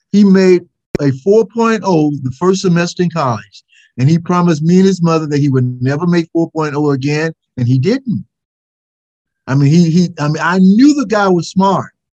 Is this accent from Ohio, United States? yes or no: no; Mississippi, United States; being the Southerner that I am